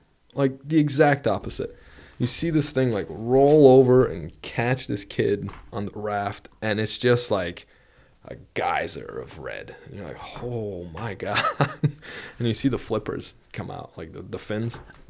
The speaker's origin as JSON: {"language": "English", "region": "Vermont", "country": "United States", "said": "No, I'm from Vermont."}